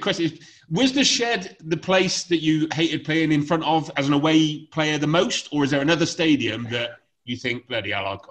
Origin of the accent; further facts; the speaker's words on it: Gloucestershire, South West England, United Kingdom; You might have guessed from my accent, I'm a Gloucester fan.